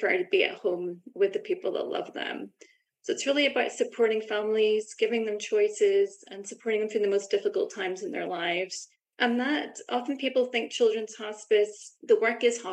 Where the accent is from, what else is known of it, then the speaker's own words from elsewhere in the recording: Belfast, Northern Ireland, United Kingdom; moved away as an adult; also born or lived in London, United Kingdom; now in Vancouver, Canada; as you can probably tell from my accent, I'm from Belfast, Northern Ireland originally.